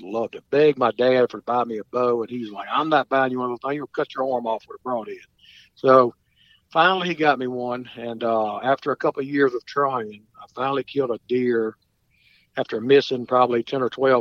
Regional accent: St. Francisville, Louisiana, United States; also born or lived in Clinton, Louisiana; I grew up hunting on Cat Island in West Louisiana, St. Francisville area

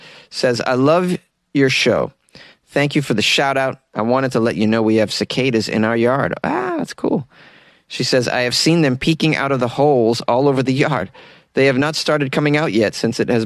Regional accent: Massachusetts, United States; moved away; where I grew up in Massachusetts

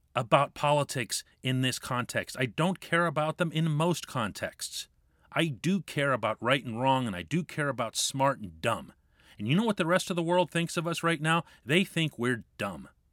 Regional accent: United States; now in Pittsburgh, United States; I'm American.

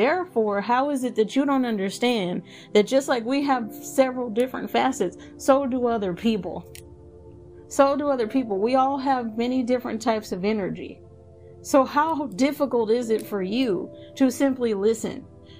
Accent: the South, United States; I'm also from the South, so that doesn't mean that I'm never going to have conservative views.

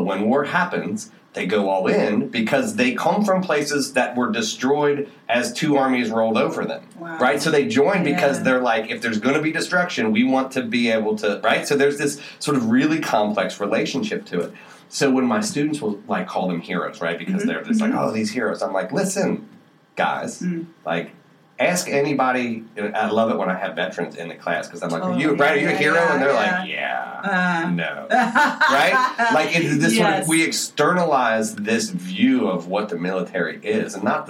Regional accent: Appalachia, United States; and I'm from Appalachia, which is overrepresented in the military for really interesting reasons.

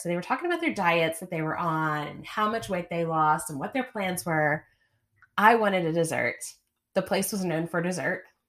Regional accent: the South, United States; I'm from the South

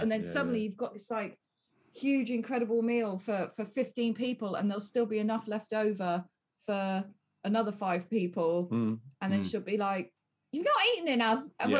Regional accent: near Yeovil, South West England, United Kingdom; moved away; I grew up near Yeovil.

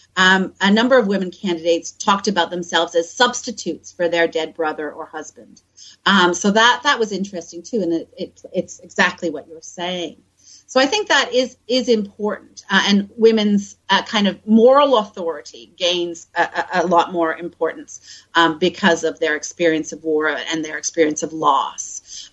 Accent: Canada; moved away as an adult; also born or lived in Manchester / Bristol; now in Sheffield, United Kingdom; I'm originally from Canada, and I did my first degree at McGill. Uh, then I came to Britain to do my postgraduate uh, research

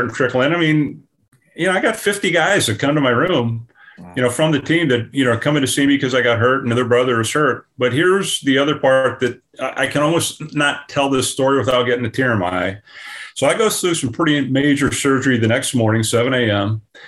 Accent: Illinois, United States; moved away as an adult; also born or lived in Columbus, Ohio; I was born and raised in Illinois.

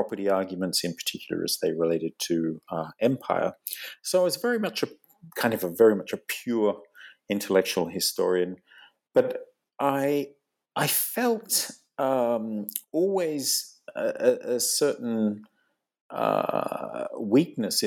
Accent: Australia; moved away as an adult; also born or lived in England; now in London, United Kingdom; I'm originally from Australia

